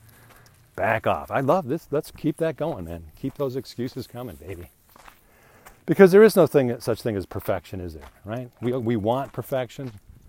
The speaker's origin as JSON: {"language": "English", "region": "England", "country": "United Kingdom", "said": "I'm English"}